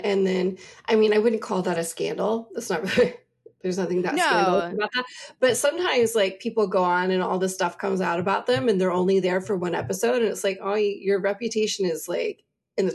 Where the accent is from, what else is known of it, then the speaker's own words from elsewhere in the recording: Alabama, United States; we grew up in Alabama. There's all kinds of people from Alabama.